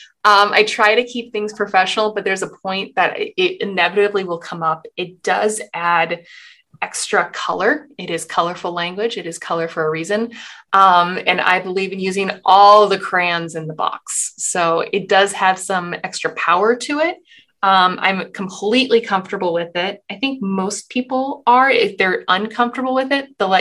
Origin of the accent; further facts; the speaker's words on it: Portland, Oregon, United States; moved away as an adult; also born or lived in Boston; I'm from Portland, Oregon. I went to college out in Boston